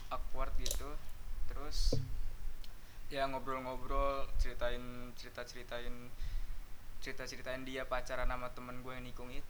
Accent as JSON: {"language": "Indonesian", "town": "Bima", "region": "West Nusa Tenggara", "country": "Indonesia", "also_born_or_lived": "Bekasi", "said": "kampung gue di Bima dari Bima di Nusa Tenggara Barat Nusa Tenggara Barat gue waktu itu pindah dari Bekasi ke sana"}